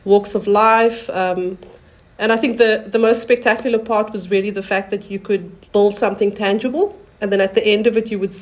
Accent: South Africa; moved away as an adult; also born or lived in New Zealand / France; now in Versailles, France; I'm from South Africa and I've been here for about 20 years now

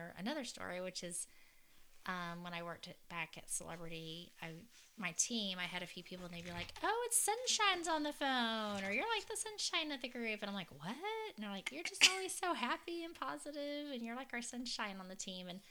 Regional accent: Fort Worth, Texas, United States; I'm from Fort Worth

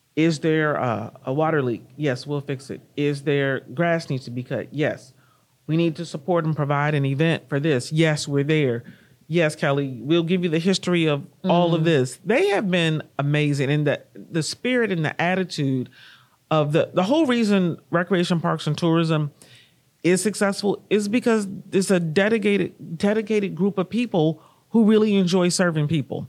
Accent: Kansas City, Missouri, United States; moved away as an adult; also born or lived in Washington, D.C.; my hometown of Kansas City, Missouri

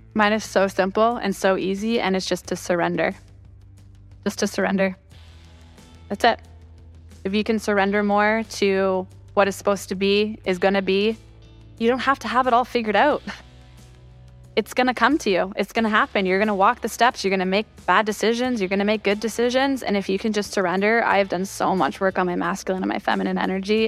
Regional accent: Toronto, Ontario, Canada; moved away as an adult; now in Austin, United States; I'm from Toronto.

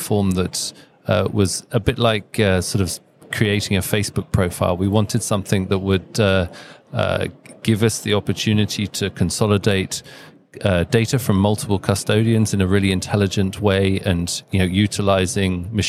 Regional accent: United Kingdom; now in Denmark; We're based in Denmark. We're a Danish company, but I'm British, but I'm also Danish. I have dual nationality

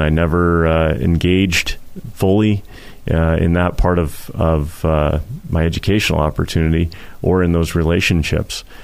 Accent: Portland, Oregon, United States; growing up in Portland when I did

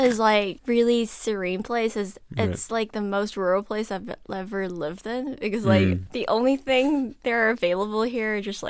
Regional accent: South Korea; English is a second language; I am from South Korea.

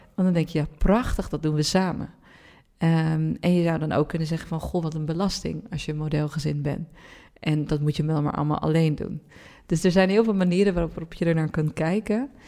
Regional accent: Randstad, Netherlands; we zijn opgegroeid in de Randstad, mhm. met z'n allen

